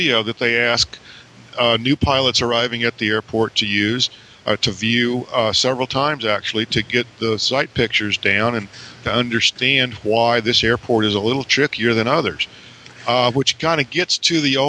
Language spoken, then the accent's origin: English; Tifton, Georgia, United States; my hometown in Tifton, Georgia.